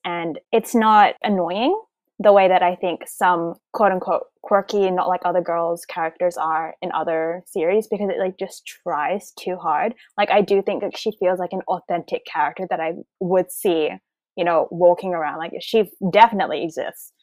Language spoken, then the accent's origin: English; Australia; I'm an Australian